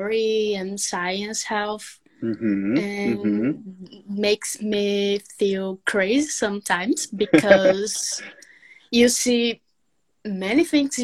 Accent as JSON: {"language": "English", "town": "Mossoró", "region": "Rio Grande do Norte", "country": "Brazil", "second_language": "English", "said": "From Rio Grande do Norte, Mossoró."}